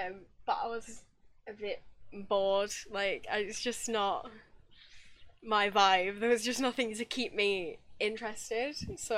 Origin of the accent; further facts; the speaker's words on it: United Kingdom; I am from the UK